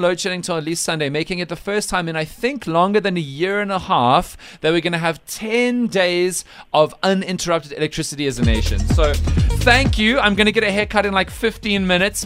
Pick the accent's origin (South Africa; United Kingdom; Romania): South Africa; Cape Town, Western Cape; I'm from Cape Town